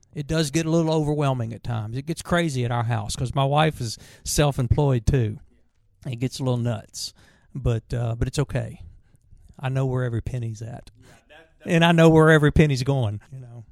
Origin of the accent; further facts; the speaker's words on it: Virginia, United States; growing up in Virginia